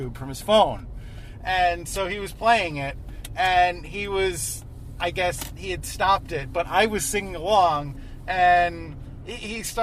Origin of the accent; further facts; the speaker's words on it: New York, United States; I'm a New Yorker